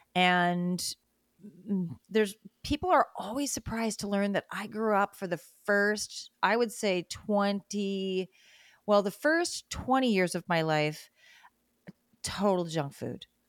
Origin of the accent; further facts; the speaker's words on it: Great Lakes states, Midwest, United States; moved away; also born or lived in South America; I grew up in the Great Lakes states in the Midwest.